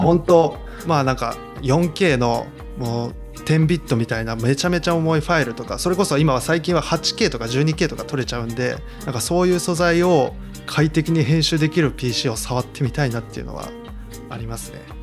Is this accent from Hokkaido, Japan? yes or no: no; Tottori, Japan; also born or lived in Kochi / Osaka; 出身というか地元が鳥取なんで